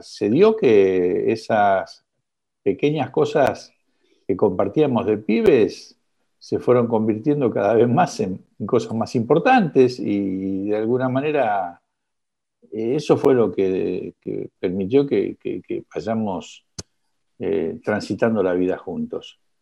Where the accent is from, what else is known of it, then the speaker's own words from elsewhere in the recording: Buenos Aires, Argentina; ¿Dónde nací? En el Club Gimnasia y Esgrima de Villa del Parque